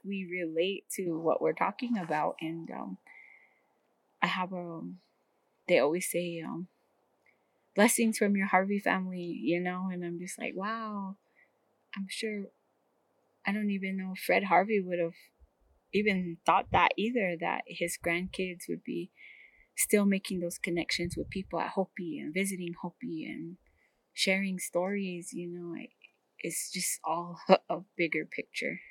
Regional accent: Hopi, Arizona, United States

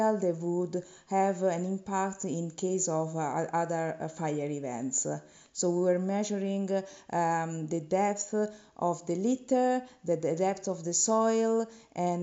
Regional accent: Italy; I come from Italy

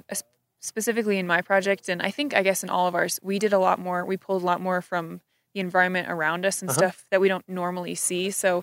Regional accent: Wichita, Kansas, United States; I'm …. I'm from Wichita, Kansas.

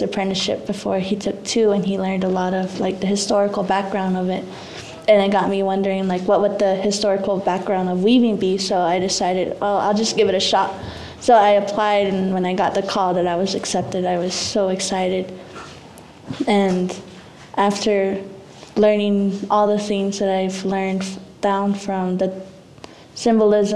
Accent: Zuni Pueblo, New Mexico, United States; I'm 19 years old, and I'm also from the Zuni Pueblo

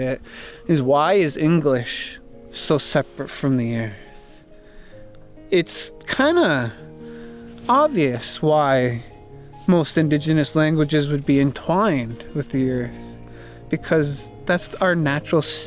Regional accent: Blackfeet Reservation, Montana, United States; I grew up on the Blackfeet Reservation, and I live in Browning, Montana

